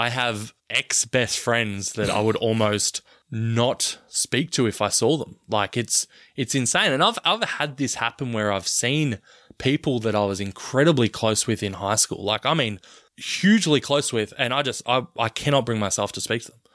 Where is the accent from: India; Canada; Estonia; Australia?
Australia; I'm from Australia and grew up in the nineties